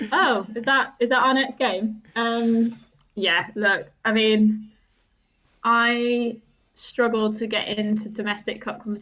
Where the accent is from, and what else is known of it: Germany; born or raised there